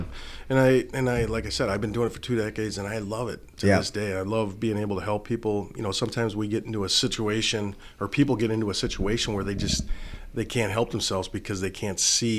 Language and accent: English; Pequot Lakes, Minnesota, United States; and they didn't know that I was from Pequot. They thought I was from Minneapolis, probably.